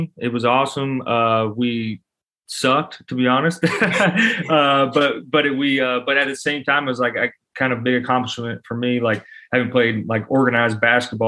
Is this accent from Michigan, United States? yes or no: no; Louisville, Kentucky, United States; born and raised in Louisville, Kentucky